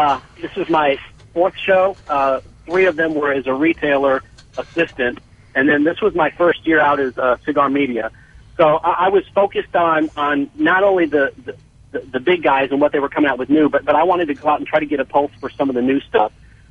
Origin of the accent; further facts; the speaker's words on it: Chicago, Illinois, United States; now in Charlotte, United States; Born and raised in Chicago, moved to Charlotte in 2000.